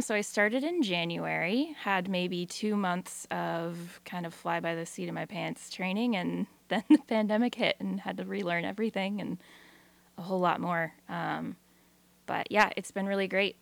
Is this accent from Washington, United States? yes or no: yes; Newport, Washington, United States; moved away as an adult; now in Astoria, United States; I'm from Eastern Washington originally, north of Spokane, in a tiny little town called Newport